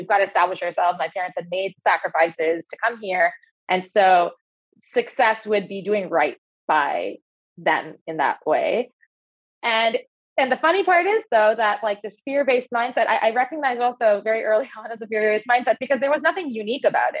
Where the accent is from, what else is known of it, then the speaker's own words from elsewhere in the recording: near Toronto, Ontario, Canada; also born or lived in Dubai; I grew up in Ontario, so near Toronto in Canada, in a suburb